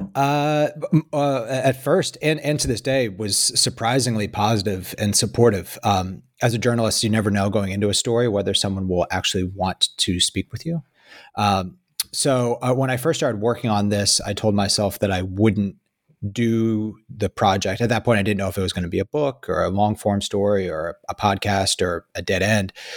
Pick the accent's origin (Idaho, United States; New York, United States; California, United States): New York, United States; Hyde Park; you spend your whole life growing up in Hyde Park